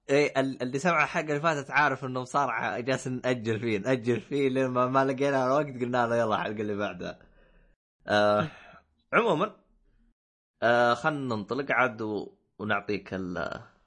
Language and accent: Arabic; Saudi Arabia; كعرب او او اي او كسعوديه